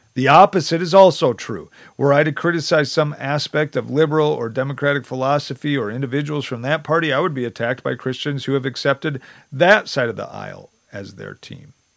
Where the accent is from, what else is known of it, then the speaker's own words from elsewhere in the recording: United States; as an American